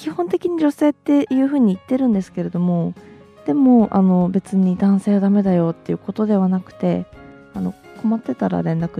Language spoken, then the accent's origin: Japanese; Yamagata, Japan; now in Sendai, Japan; 出身は山形県なんですよ、はい、ただまあ父の転勤であちこちあの動きましてで中学生から仙台に住んでいるというもう仙台の人でいいですよね。